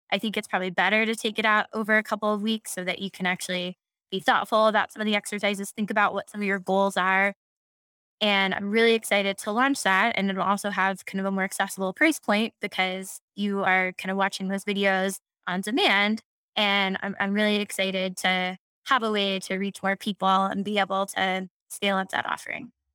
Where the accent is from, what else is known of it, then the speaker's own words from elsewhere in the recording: Houston, Texas, United States; I'm from Houston, very proud fourth generation Texan